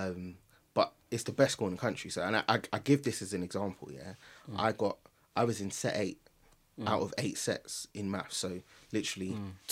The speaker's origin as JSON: {"language": "English", "region": "London", "country": "United Kingdom", "tie": "born or raised there", "said": "I grew up in Northwest London"}